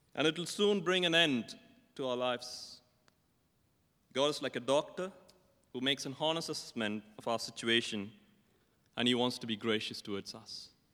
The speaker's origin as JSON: {"language": "English", "country": "India", "tie": "born or raised there", "said": "I'm from India, and I still remember my growing up years as a schoolboy."}